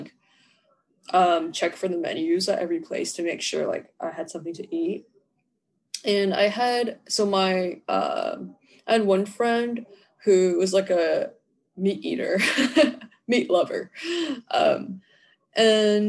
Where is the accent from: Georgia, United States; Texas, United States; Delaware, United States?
Georgia, United States; I'm from Georgia. I'm in Georgia.